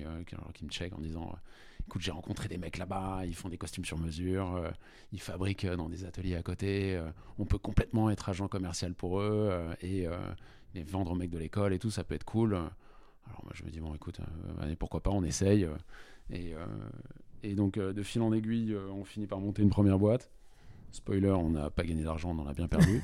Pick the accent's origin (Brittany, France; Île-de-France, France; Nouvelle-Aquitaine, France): Île-de-France, France; Paris; j'ai fait mon collège, lycée à Paris